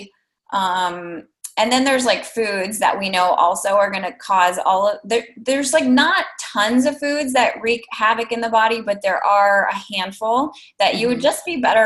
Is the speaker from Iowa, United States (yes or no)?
yes; Iowa, United States; I'm from Iowa